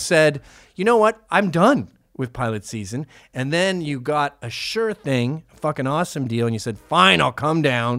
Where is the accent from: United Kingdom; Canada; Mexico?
Canada; Are we not Canadians anymore